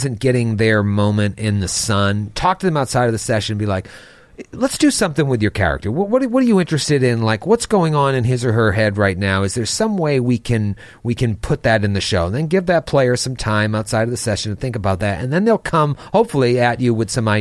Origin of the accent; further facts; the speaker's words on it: Haverhill, Massachusetts, United States; my hometown of Haverhill, Mass